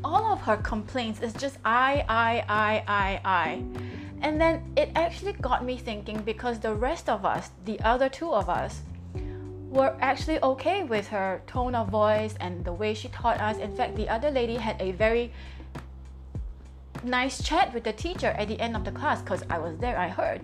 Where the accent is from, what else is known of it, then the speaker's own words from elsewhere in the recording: Singapore; I'm from Singapore and it is 8:44 in the morning now in Singapore.